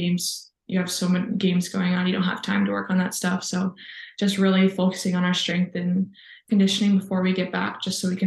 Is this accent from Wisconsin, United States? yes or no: yes; Sussex, Wisconsin, United States; also born or lived in Arizona / Chassell, Michigan; we moved to Wisconsin, and I grew up mostly there